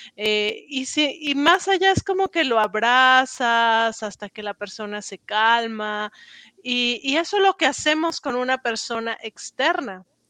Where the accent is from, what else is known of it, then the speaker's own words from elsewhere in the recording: Mexico; accent: Mexican; moved away as an adult; also born or lived in Paris, France; now in United States; soy mexicana, si no lo han notado por el acento, y llevo acá en Estados Unidos desde 2013